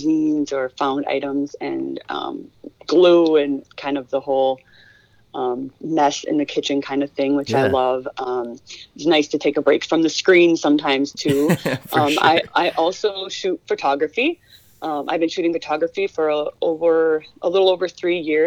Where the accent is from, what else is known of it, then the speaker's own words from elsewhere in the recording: northern Minnesota, United States; moved away as an adult; also born or lived in Hawaii / Arizona; I grew up north in Minnesota